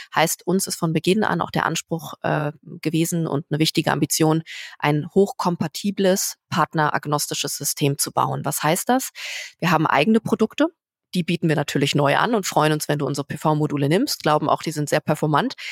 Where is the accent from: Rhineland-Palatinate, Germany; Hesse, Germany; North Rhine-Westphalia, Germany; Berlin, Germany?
Berlin, Germany; in meiner Heimat oh Berlin